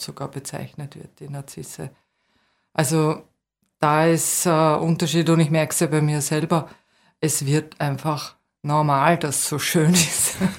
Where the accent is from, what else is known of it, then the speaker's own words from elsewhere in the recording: Vienna, Austria; moved away as an adult; also born or lived in Waldviertel / Salzkammergut; now in Bad Mitterndorf, Austria; als Wienerin, das war schon damals ein bisschen seltsam auf der BOKU